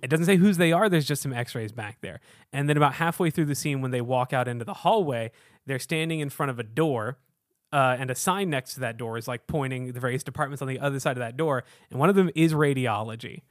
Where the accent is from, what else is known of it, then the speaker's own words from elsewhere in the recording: Houston, Texas, United States; now in Chicago, United States; I was born and raised in Houston, Texas, a very hot part of the country